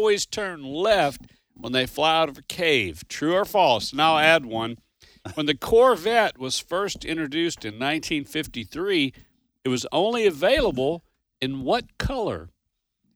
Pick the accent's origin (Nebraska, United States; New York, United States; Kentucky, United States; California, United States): Kentucky, United States; born or raised there